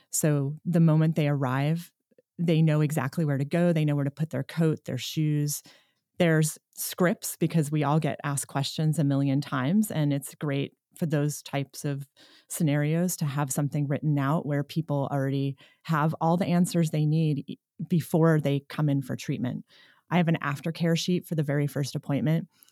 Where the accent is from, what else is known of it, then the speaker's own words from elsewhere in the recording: New York, United States; moved away as an adult; now in Nevada City, United States; I'm initially from New York, and that's where I started school, and then I moved west